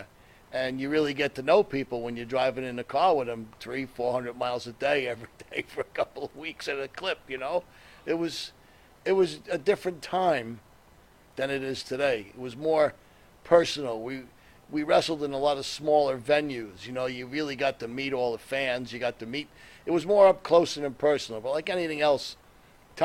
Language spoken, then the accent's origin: English; New Jersey, United States; I grew up in North Jersey